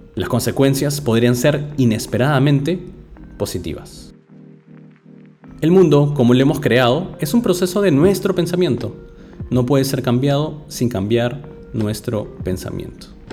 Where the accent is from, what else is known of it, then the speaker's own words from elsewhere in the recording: Lima, Peru; now in London, United Kingdom; en mi ciudad de origen, la ciudad de los reyes, Lima